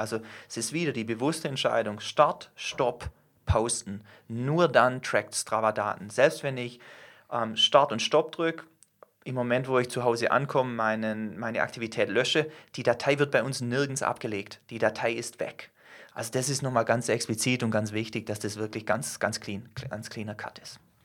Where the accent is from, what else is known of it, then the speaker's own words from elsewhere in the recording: Germany; wir als Deutsche, zähle ich mich selber dazu